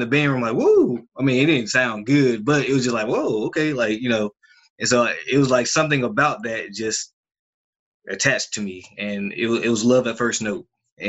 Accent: Columbus, Georgia, United States; born there; also born or lived in Germany / Korea / Kansas; Well, I was born in Columbus, Georgia, on the Fort Benning base, military base. My father's military, retired Army. I've lived all around the world my entire life. Germany, Korea, Kansas, a little bit everywhere.

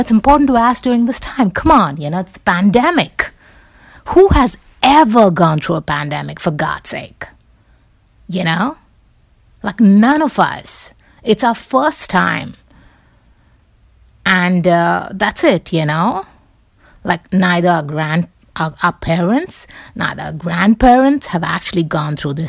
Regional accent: Mumbai, Maharashtra, India; moved away; I grew up in Bombay.

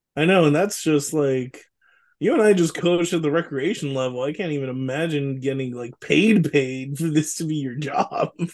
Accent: Richmond, California, United States; you and I grew up in Richmond in the nineties

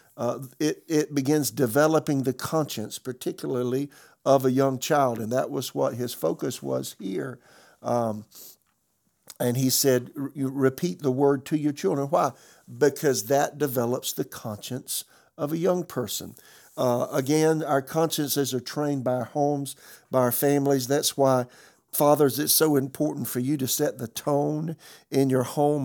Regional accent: South Carolina, United States; moved away as an adult; also born or lived in Tulsa; now in Raleigh, United States; I'm from South Carolina

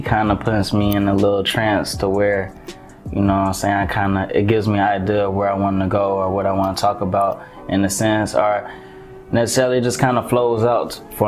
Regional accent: Atlanta, Georgia, United States; also born or lived in Montgomery, Alabama; I've been in Atlanta since I was 8, so I was basically raised here

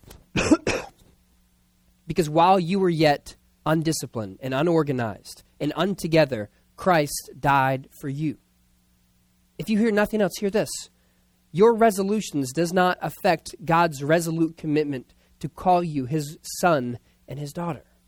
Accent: Philadelphia, Pennsylvania, United States; I was born in Philadelphia, and we talk like that in the playground.

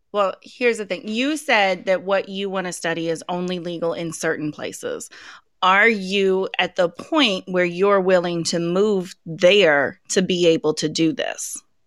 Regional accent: Colorado, United States; moved away; I grew up in Colorado. That's my, that's my home state

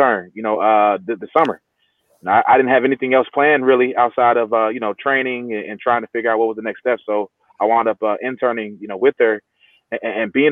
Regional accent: Bay Area, California, United States; moved away as an adult; also born or lived in Alabama / New York; now in Los Angeles, United States; Growing up in the Bay Area, and also spent some time in Alabama as well

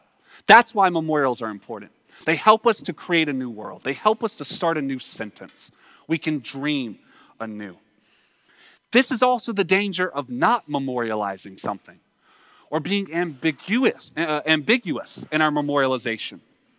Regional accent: United States; we don't have to look to Russia as a, you know, growing up in America to see our own unreckoned past

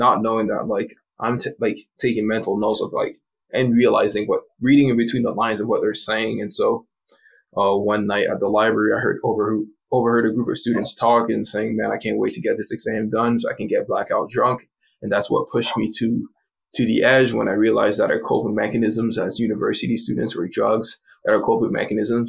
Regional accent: Hamilton, Ontario, Canada; also born or lived in Montreal; my dad lived down the street for a little while before we moved from Montreal to Hamilton.

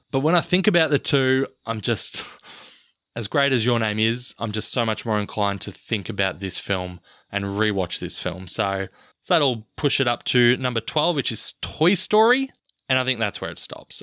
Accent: Australia; I'm from Australia and grew up in the nineties

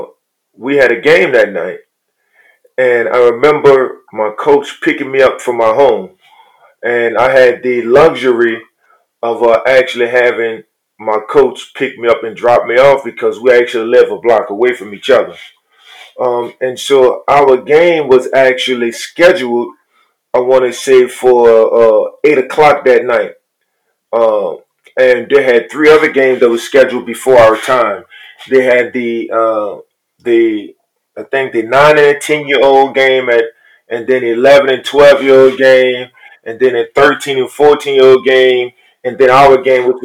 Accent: New Orleans, Louisiana, United States; I was born and raised in poverty in New Orleans, from the projects

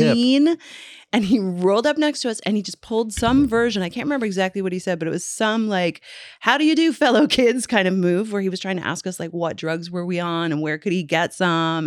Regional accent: Newfoundland and Labrador, Canada; when I was a little girl growing up in Newfoundland

